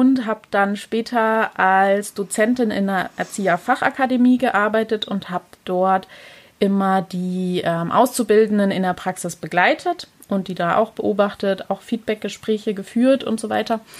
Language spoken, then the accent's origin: German; Pforzheim, Baden-Württemberg, Germany; aber genau, ich komme aus der Pforzheimer Gegend.